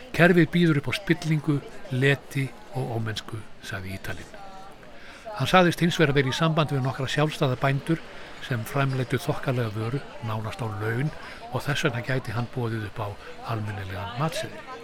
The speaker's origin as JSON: {"language": "Icelandic", "country": "Iceland"}